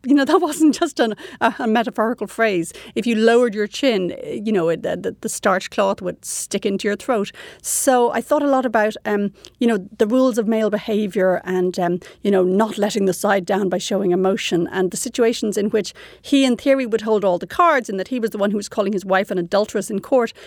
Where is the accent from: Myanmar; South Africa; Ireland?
Ireland; moved away as an adult; now in Canada; I was raised quite prudishly in Ireland